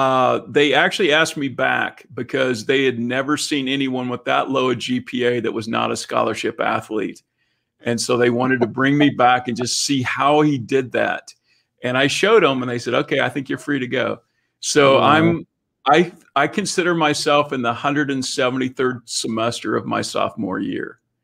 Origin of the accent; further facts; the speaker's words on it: Cape Girardeau, Missouri, United States; I was born in Cape Girardeau, Missouri, which that's down in the southeast corner of Missouri.